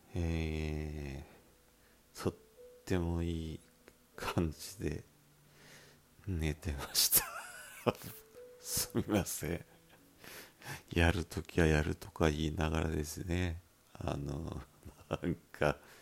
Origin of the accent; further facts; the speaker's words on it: Miyazaki, Japan; accent: Miyazaki dialect; 僕のこの拙い宮崎弁変な宮崎弁